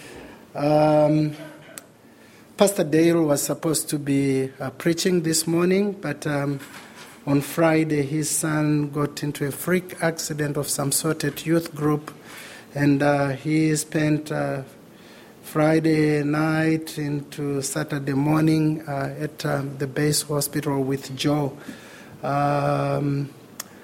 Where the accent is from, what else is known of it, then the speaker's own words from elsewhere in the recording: Zimbabwe; moved away; Growing up in Zimbabwe in the 80s